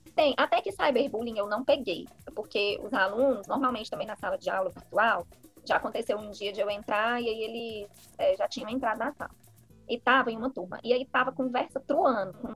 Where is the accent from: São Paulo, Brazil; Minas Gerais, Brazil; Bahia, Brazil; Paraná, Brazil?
Minas Gerais, Brazil; Patos de Minas; now in Fortaleza, Brazil; Eu sou de Patos de Minas